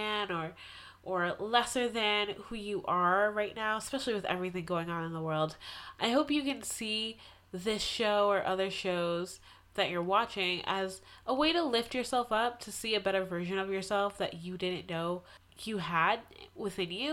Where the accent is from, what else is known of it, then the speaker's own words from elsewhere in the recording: Massachusetts, United States; Massachusetts, my hometown